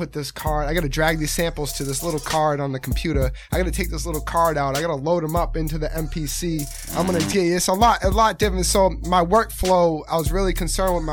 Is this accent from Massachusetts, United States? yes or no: yes; Rockland, Massachusetts, United States; I'm from Rockland